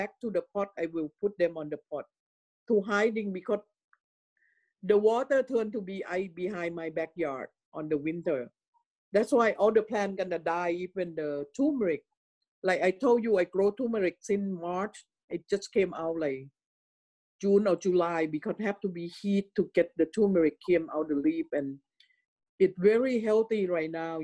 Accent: Thailand; moved away; in my hometown, it's a lot of Taijiu people. It came from China to live in Thailand

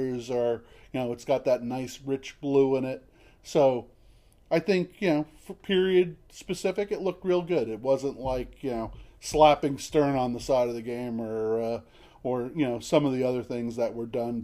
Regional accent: New Jersey, United States; moved away; I grew up in New Jersey, but not that part

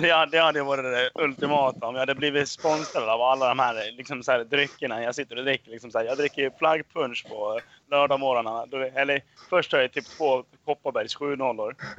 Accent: Dalarna County, Sweden; jag är ju från eh, Dalarna, liksom så här, man är uppvuxen på hembränt

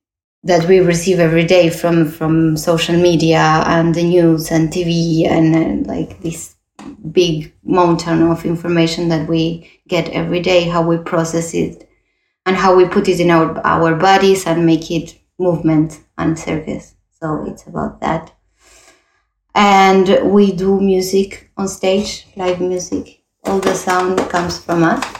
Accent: Uruguay; also born or lived in Toulouse, France; now in Barcelona, Spain; I was born in Uruguay, like my partner from my company. We are both from Uruguay

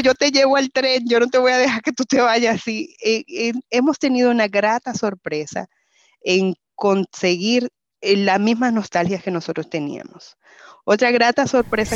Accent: Cibao, Dominican Republic; moved away; como buena cibaeña

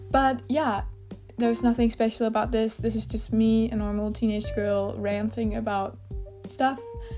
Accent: Denmark; Hello, I am a girl from Denmark

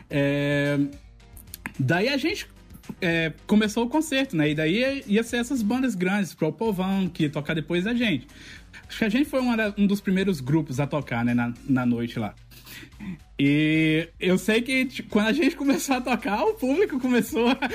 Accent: Campina Grande, Paraíba, Brazil; É, a gente tinha uma orquestra na minha cidade, eu sou de Campina Grande, que se chamava Orquestra Civuca.

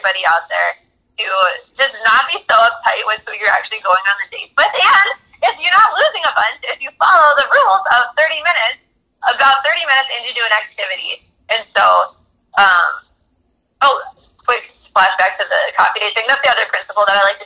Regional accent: Minneapolis, Minnesota, United States; I'm from Minneapolis

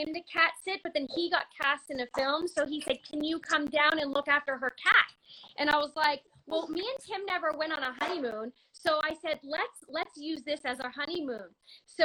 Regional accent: Canada; I'm an actor from Canada

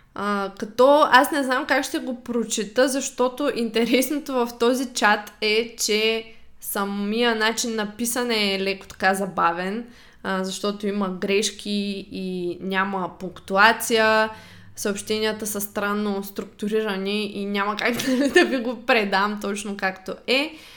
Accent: Shumen, Shumen Province, Bulgaria; moved away; аз съм от Шумен и в Шумен, малкия град, когато ти си тинейджър и израстваш

